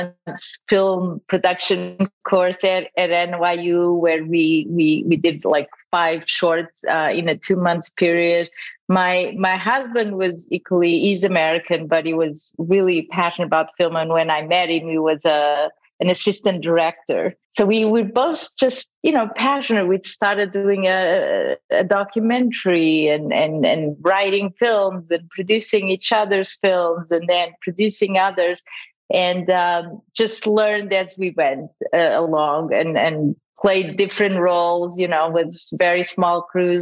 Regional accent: Lisbon, Portugal; moved away; also born or lived in Macau, China / Madeira / Mozambique / Toronto; So I was born in Macau, China. At the time was a Portuguese colony, and I lived a little bit all over in Madeira, Mozambique, but Lisbon was the base, was really where I grew up

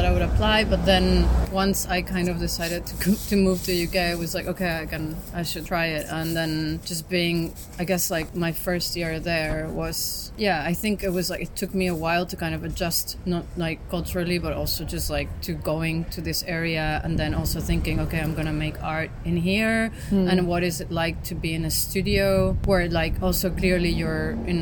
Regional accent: Mexico City, Mexico; growing up in Mexico City and in being in a country that's been obviously influenced widely by like the US

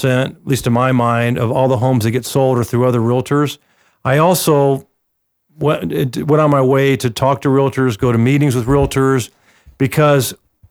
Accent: Atlanta, Georgia, United States; now in Arizona, United States; I grew up in Atlanta

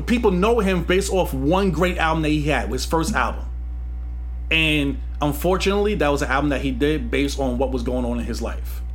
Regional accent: New York City, New York, United States; also born or lived in Gun Hill, Bronx; I'm from Queens, Flushing.

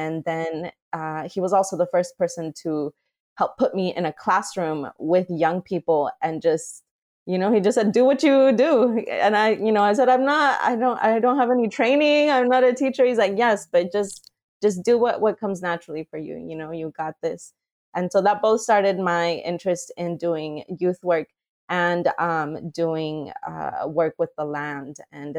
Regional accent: Mexico; You know, I recall growing up in Mexico, and one of my favorite things to do coming home from school

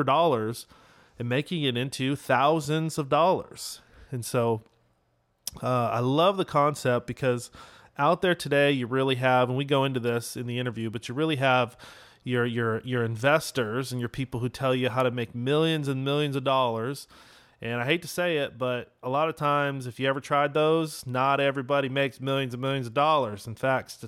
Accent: West Coast, United States; moved away as an adult; now in Dallas, United States; I'm from the West Coast, and I moved out to Dallas a couple years ago

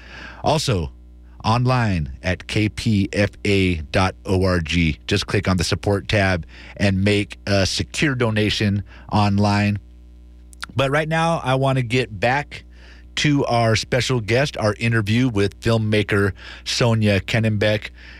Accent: Antioch, California, United States; I come from Antioch. I was born and raised out there.

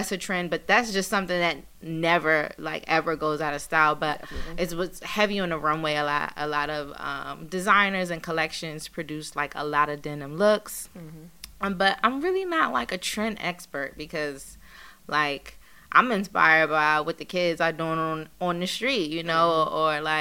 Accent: Washington, District of Columbia, United States; now in New York, United States; I'm originally from Washington, D.C. That's where my parents are from. That's where I was born and raised.

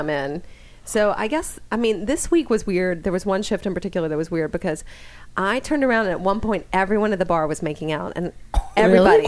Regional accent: Louisiana, United States; now in Los Angeles, United States; I'm from Louisiana.

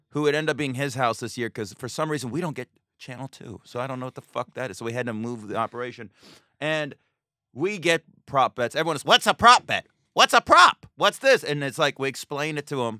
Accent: Las Vegas, Nevada, United States; moved away; also born or lived in Astoria; I'm from Vegas, if people don't know this. I grew up with gambling.

